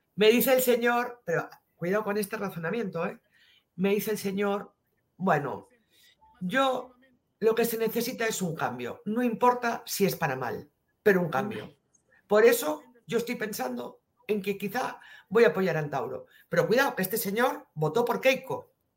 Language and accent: Spanish; Spain